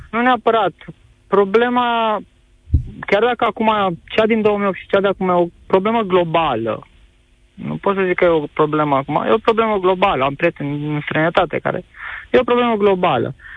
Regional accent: Arad, Arad County, Romania; eu sunt din Arad

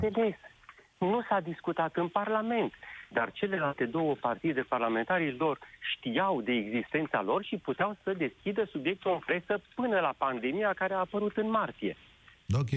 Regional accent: Sibiu, Sibiu County, Romania; Eu sunt din Sibiu

